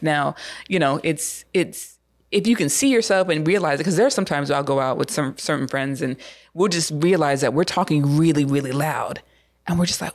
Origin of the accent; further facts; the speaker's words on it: United States; I'm an American